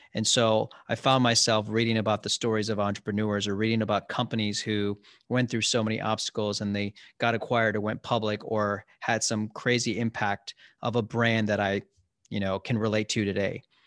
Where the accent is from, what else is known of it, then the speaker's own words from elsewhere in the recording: Columbus, Ohio, United States; also born or lived in Cincinnati / Chicago; I grew up in Ohio, in Columbus